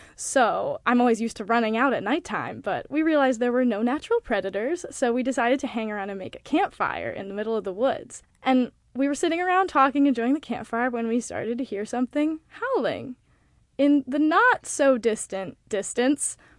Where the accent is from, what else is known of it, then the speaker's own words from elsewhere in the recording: Montana, United States; moved away as an adult; now in New York, United States; I am from Montana